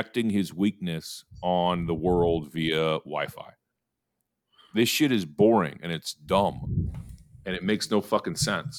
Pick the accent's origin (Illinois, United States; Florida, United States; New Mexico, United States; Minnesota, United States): Illinois, United States; Chicago; And I'm from Chicago and I cover college football for CBS Sports.